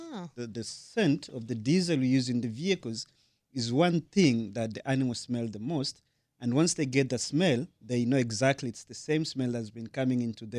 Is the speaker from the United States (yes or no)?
no; Tanzania; first language Sukuma; English is a second language; I'm from Tanzania